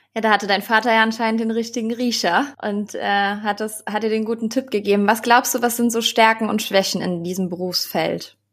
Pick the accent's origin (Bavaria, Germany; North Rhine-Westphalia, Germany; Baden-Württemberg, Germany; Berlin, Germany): North Rhine-Westphalia, Germany; Cologne; moved away as an adult; now in Hamburg, Germany; Und wir kommen beide aus Köln